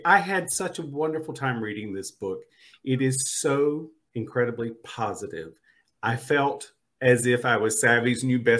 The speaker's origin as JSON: {"language": "English", "region": "North Carolina", "country": "United States", "tie": "born or raised there", "lives_now": "Los Angeles, United States", "said": "I'm from the East Coast. I grew up in North Carolina, and I live in Los Angeles now."}